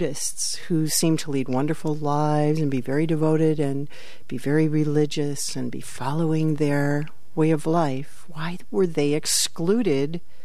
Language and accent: English; Buffalo, New York, United States; moved away as an adult; also born or lived in Ireland / Midwest; now in Suffield, United States; I grew up in Buffalo, New York, and it was right in the middle of the city